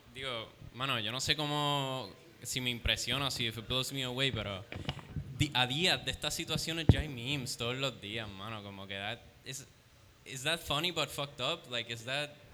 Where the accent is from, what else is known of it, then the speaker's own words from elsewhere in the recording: Ponce, Puerto Rico; yo soy de Ponce